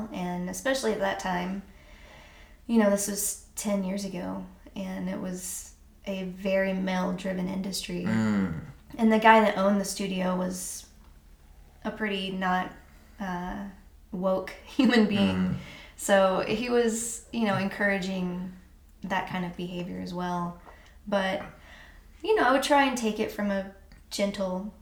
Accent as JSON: {"language": "English", "town": "Canyon", "region": "Texas", "country": "United States", "tie": "born or raised there", "also_born_or_lived": "Bluffton, South Carolina / Phoenix, Arizona / Austin, Texas", "moved": "as an adult", "said": "I grew up in Canyon, and I've lived in South Carolina, Phoenix, and in Austin"}